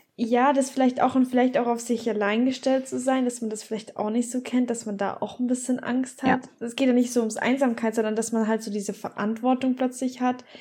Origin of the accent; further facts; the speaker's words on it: Bavaria, Germany; moved away; ich komme ja aus Bayern und wir haben halt unsere Oktoberfest und so in München